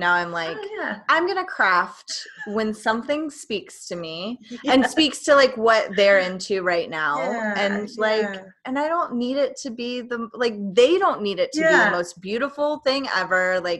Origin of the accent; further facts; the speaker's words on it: East Tennessee, United States; I'm from East Tennessee